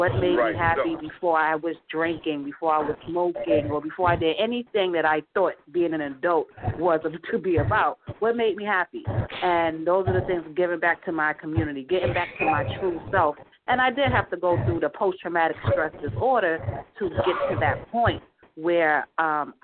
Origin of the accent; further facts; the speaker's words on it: New York City, New York, United States; I'm from Brooklyn, New York